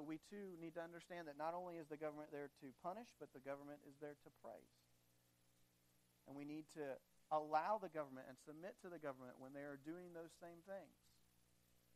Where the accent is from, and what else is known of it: United States; also born or lived in Madagascar